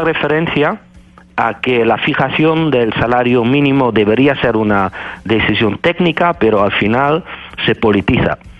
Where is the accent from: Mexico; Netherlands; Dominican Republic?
Netherlands; Spanish is a second language; moved away as an adult; now in Spain; soy un holandés que vive desde 2001 y enseño en, en España